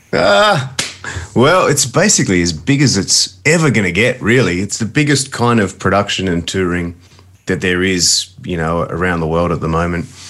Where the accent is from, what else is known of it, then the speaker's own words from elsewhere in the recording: Adelaide, South Australia, Australia; me growing up in Adelaide